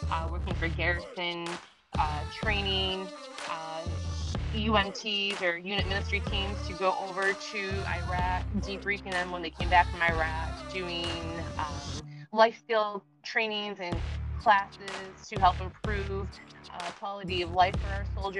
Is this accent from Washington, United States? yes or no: no; Richfield Springs, New York, United States; moved away as an adult; also born or lived in Fort Hood, Texas; I was a volunteer firefighter for my hometown in Richfield Springs, upstate New York